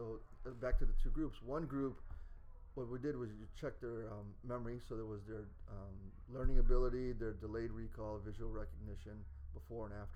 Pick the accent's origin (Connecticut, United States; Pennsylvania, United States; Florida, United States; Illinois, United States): Illinois, United States; Chicago; moved away; So this was in Chicago, which is my hometown. So I got to fly back home to Chicago.